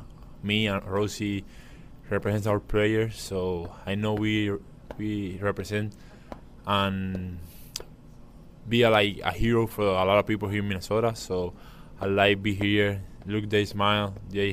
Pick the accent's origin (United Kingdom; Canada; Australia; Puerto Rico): Puerto Rico; Yeah, that's great when you come to a different city, like you say, so far from where I'm from Puerto Rico